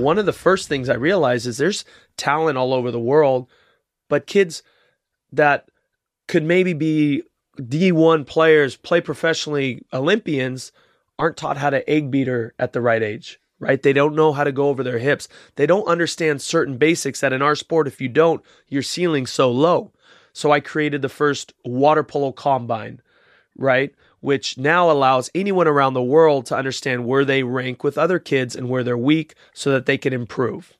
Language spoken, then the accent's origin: English; Rio de Janeiro, Brazil; moved away; I was born in Rio